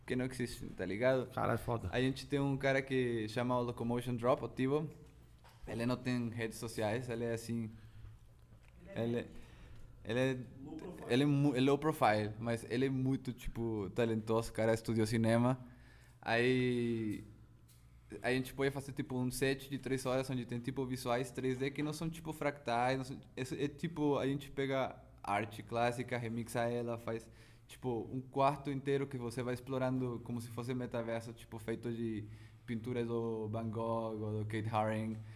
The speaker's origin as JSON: {"language": "Portuguese", "region": "Chihuahua", "country": "Mexico", "also_born_or_lived": "São Paulo, Brazil / Belo Horizonte, Brazil", "second_language": "Portuguese", "moved": "as an adult", "lives_now": "France", "said": "lá na minha cidade, Chihuahua"}